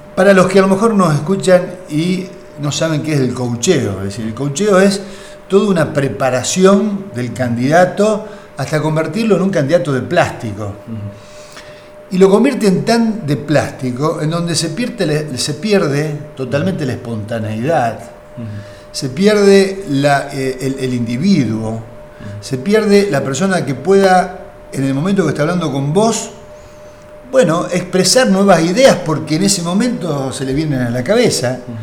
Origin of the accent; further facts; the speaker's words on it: Rosario, Santa Fe, Argentina; como Rosarino